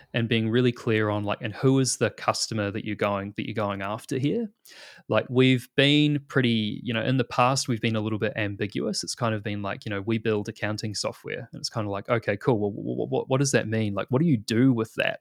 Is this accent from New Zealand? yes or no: yes; New Zealand; moved away as an adult; now in Australia